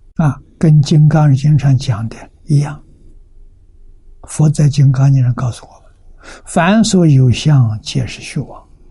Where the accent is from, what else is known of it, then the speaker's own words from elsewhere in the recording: China; 我们中国人